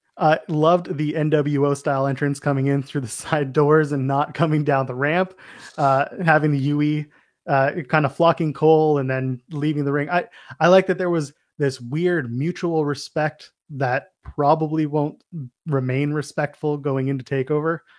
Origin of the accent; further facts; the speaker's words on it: Canada; we're Canadian